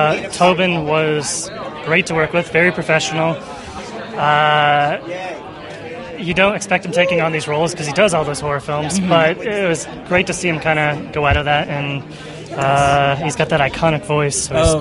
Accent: Indianapolis, Indiana, United States; So I grew up in Indianapolis, and Heartland actually started the year I was born, so it's kind of cool.

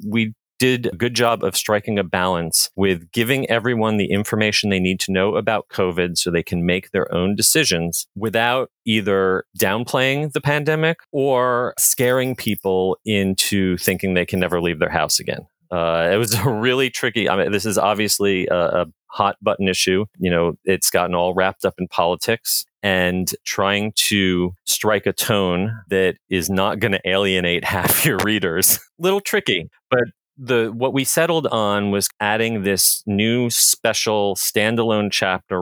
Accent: New Jersey, United States; moved away as an adult; also born or lived in Orlando; ever since I was a little kid growing up in New Jersey

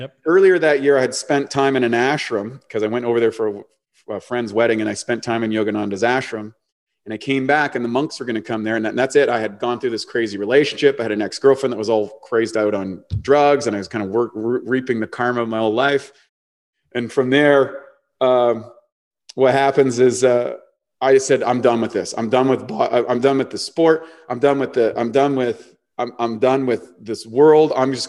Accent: New Brunswick, Canada; like I came from New Brunswick. I haven't seen anything.

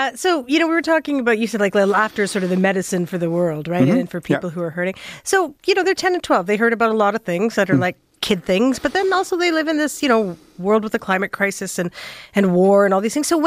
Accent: Saskatchewan, Canada; I grew up in Saskatchewan

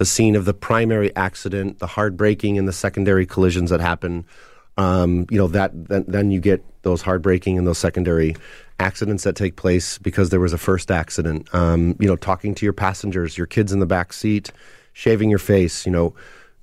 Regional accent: United States; being an American

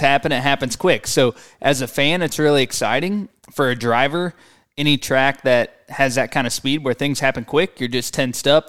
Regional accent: St. Louis, Missouri, United States; I grew up in Saint Louis, Missouri.

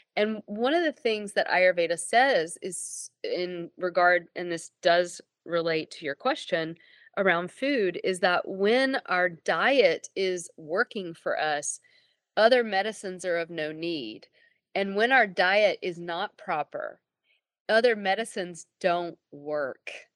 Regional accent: Abingdon, Virginia, United States; also born or lived in Tennessee / Madrid, Spain / India; I was born in Abingdon, Virginia, and I grew up Southern Baptist in the American Bible Belt, Deep South

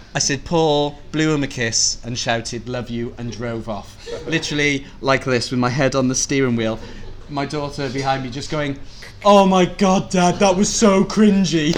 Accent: Cardiff, Wales, United Kingdom; moved away as an adult; also born or lived in Liverpool; as a Welshman, I grew up in Cardiff, mm. uh, and I left when I was 19 to go to university in Liverpool

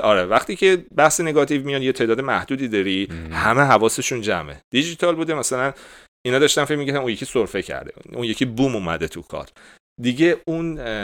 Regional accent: Iran; گفتیم ایرانی

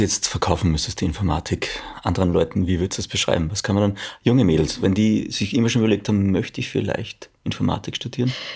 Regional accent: Austria; bei uns in Österreich

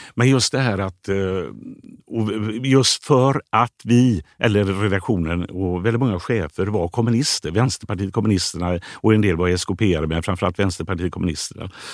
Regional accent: Gothenburg, Västra Götaland, Sweden; moved away; Skulle jag vilja flytta tillbaka till Biskopsgården? Om jag eh, med barn och så, där jag är uppvuxen idag?

